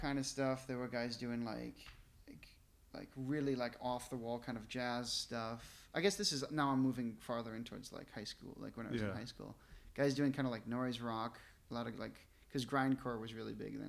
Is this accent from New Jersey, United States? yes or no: no; Sheboygan, Wisconsin, United States; also born or lived in Japan; I grew up in Sheboygan